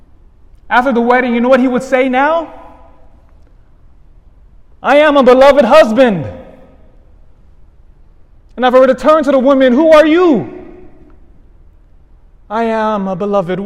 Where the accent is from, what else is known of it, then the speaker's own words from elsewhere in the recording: Elk Grove, United States; I grew up in Elk Grove